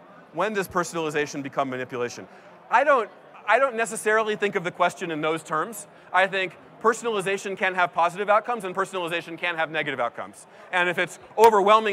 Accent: East Coast, United States; now in San Francisco, United States; I grew up on the East Coast

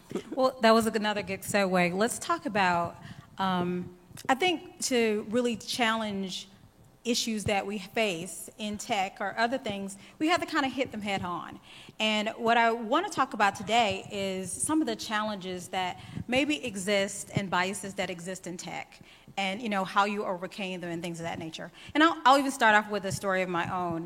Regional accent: the South, United States; accent: drawl; now in Atlanta, United States; I am from the South. I live in Atlanta, so I'm on East Coast time. And yes, you've probably heard my drawl.

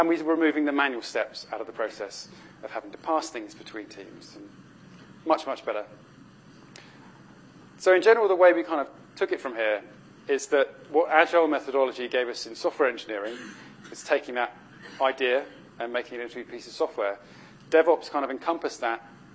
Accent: United Kingdom; being British

